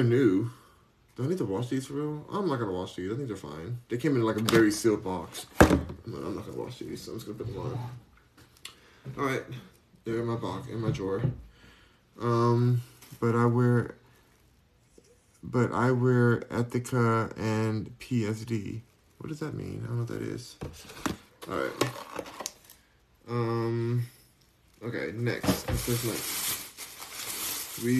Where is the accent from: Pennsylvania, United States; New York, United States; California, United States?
California, United States; Beverly Hills; now in Houston, United States; I was raised in Beverly Hills.